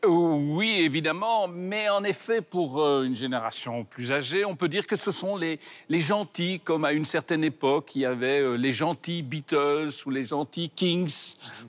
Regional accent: Brussels, Brussels-Capital Region, Belgium; chez nous à Bruxelles.

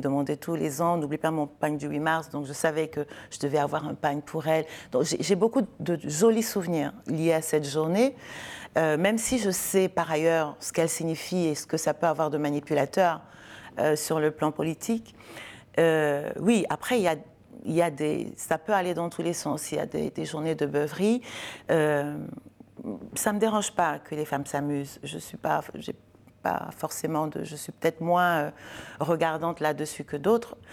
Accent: Cameroon; j'ai grandi au Cameroun.

